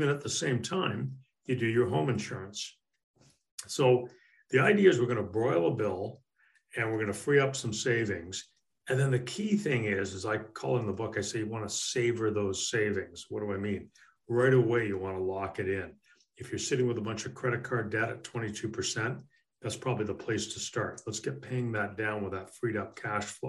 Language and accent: English; Canada; moved away as an adult; now in United States; In my native Canada